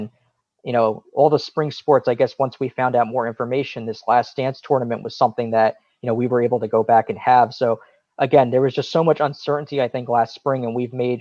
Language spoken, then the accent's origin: English; Point Pleasant, New Jersey, United States; I grew up in Point Borough